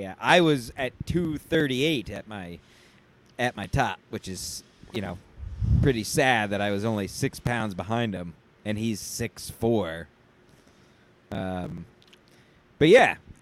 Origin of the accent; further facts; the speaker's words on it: Stamford, Connecticut, United States; I was born and raised here. My parents and I can't afford to live here.